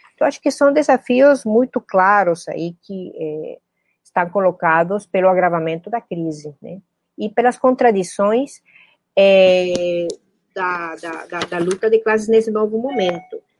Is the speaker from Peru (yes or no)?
yes; Peru; Eu sou peruana